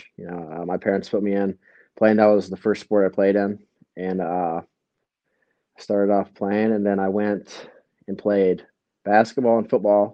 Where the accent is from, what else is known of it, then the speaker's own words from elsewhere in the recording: Cambridge, Ohio, United States; my hometown